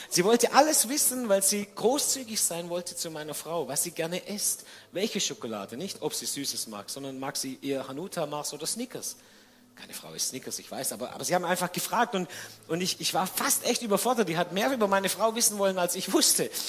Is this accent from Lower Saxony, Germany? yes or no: no; Baden-Württemberg, Germany; Und dann hat Sibylle die Frage gestellt, die ich als Schwabe auch gestellt hätte.